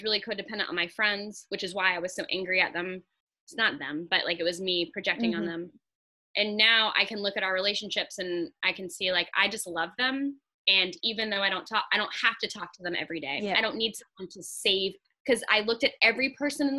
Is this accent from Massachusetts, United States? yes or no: no; Atlanta, Georgia, United States; moved away; I'm from Atlanta.